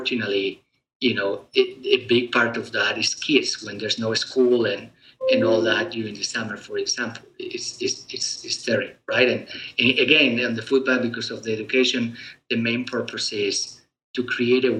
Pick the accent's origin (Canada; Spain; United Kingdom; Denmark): Spain; moved away; me being originally born in Europe, I was born in Spain.